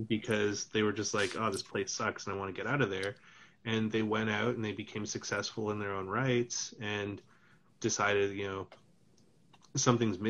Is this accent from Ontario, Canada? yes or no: no; Kimberley, British Columbia, Canada; where I grew up in Kimberley